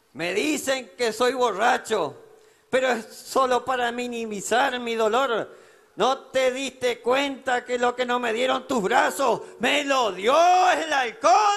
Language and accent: Spanish; Federal, Entre Ríos, Argentina; mi pueblo, a mi festival